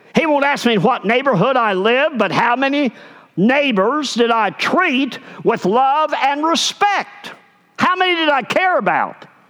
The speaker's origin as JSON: {"language": "English", "region": "Arkansas", "country": "United States", "said": "I'm from Arkansas"}